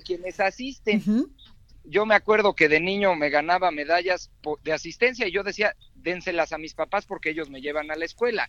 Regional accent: Mexico

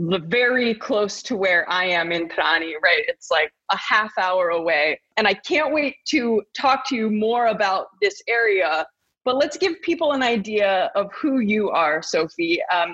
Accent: United States; moved away as an adult; also born or lived in London, United Kingdom; now in Italy; So I am American. I have just moved to Italy from London.

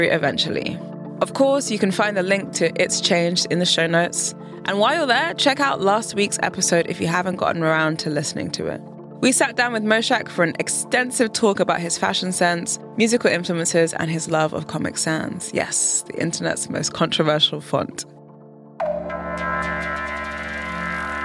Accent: United Kingdom; now in Berlin, Germany; As a Brit

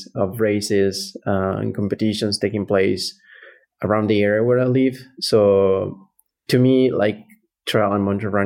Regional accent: Italy; also born or lived in Lake Como, Italy; I'm from Italy and I live on the south side of the Italian Alps near Como Lake

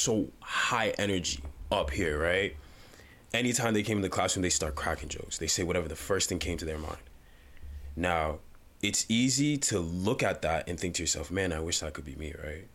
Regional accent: Uganda; moved away; I was born in Uganda, came here

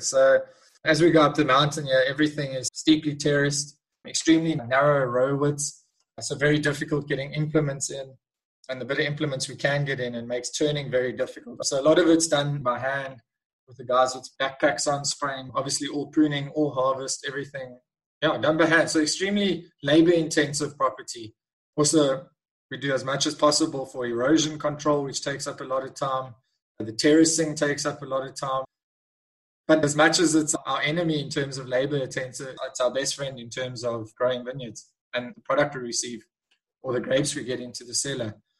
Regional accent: Eastern Cape, South Africa; moved away as an adult; now in Cape Town, South Africa; I was born in the Eastern Cape in South Africa. I then moved to the Cape and studied viticulture and enology at the University of Stellenbosch

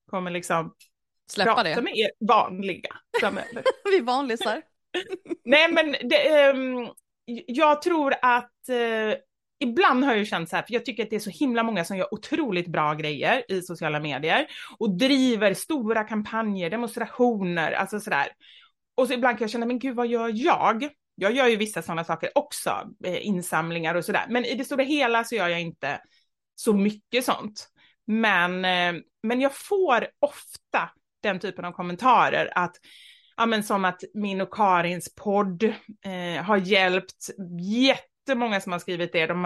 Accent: Gothenburg, Västra Götaland, Sweden; moved away; jag är uppvuxen i Kortedala, en förort. Eh, jag skulle säga Göteborg. gangsterförort. Ja, Göteborg, precis.

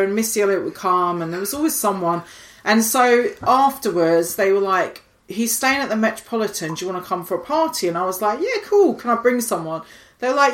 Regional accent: Highlands of Scotland, United Kingdom; now in London, United Kingdom; I grew up in the Highlands of Scotland

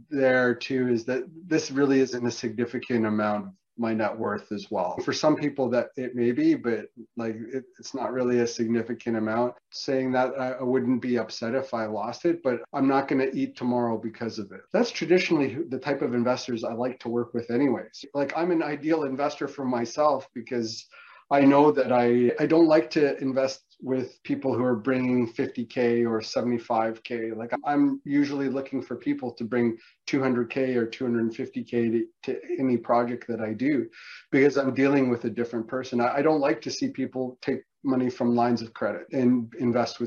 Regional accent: Canada; as a Canadian

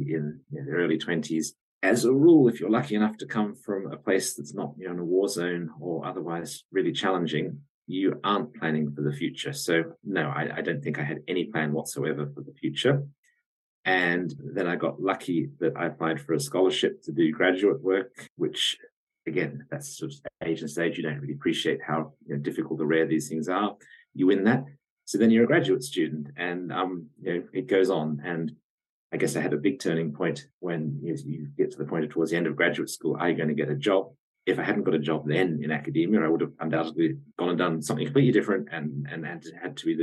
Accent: Australia; I'm Australian by origin.

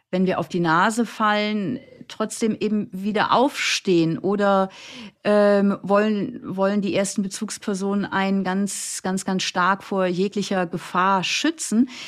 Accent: Flensburg, Schleswig-Holstein, Germany; Ich komme aus Flensburg, das heißt, ich habe da am Hamburger Hauptbahnhof erstmal eine Stunde alleine um neun Uhr äh, da äh, gewartet

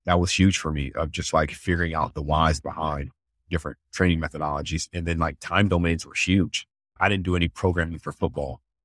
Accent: Columbus, Ohio, United States; moved away as an adult; also born or lived in Tennessee / Chicago; born and raised in Columbus, Ohio

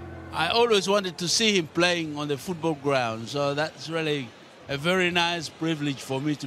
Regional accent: South Sudan; also born or lived in Uganda; now in Australia; Yeah, but I was born in South Sudan. I'm really a Sudanese by nationality, but I'm also a fair dinkum Australian.

